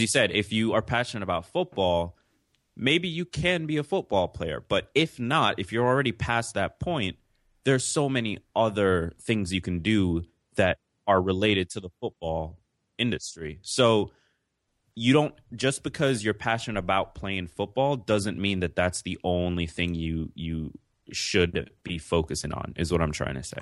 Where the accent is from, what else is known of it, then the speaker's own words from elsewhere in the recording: New York City, New York, United States; also born or lived in Jamaica; I'm from New York City